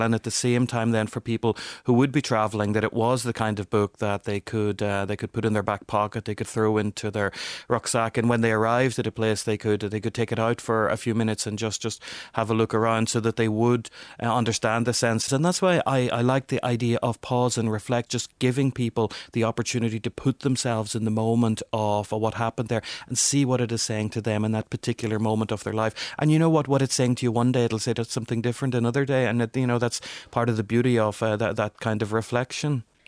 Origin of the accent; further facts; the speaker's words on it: Northern Ireland, United Kingdom; my background growing up in Northern Ireland